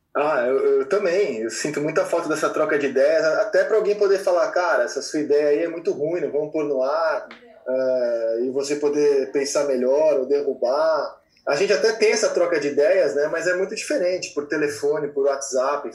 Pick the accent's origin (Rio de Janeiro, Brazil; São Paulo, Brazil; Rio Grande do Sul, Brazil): São Paulo, Brazil; eu sou de São Paulo